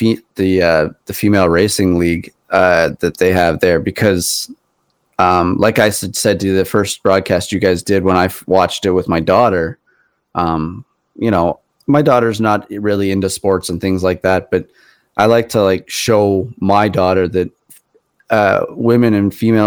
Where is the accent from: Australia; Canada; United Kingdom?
Canada; I'm Canadian